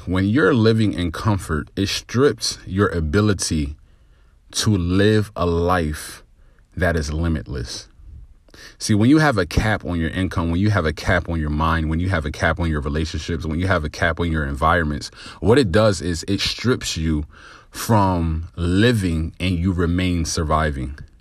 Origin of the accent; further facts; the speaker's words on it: New Jersey, United States; growing up in New Jersey, um, by a single mother